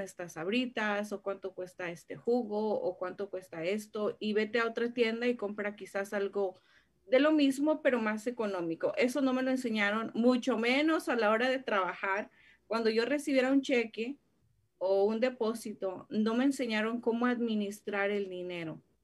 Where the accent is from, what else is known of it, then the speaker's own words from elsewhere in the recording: State of Mexico, Mexico; en el estado de México, de donde soy